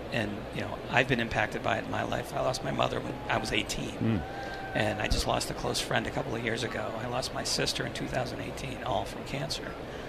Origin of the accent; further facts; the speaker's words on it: New England, United States; growing up in New England